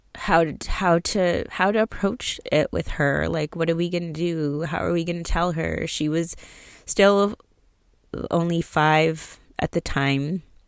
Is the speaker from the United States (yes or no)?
no; outside of Toronto, Ontario, Canada; I'm from Canada, so for those of you who don't know, I was born in Toronto, raised outside of Toronto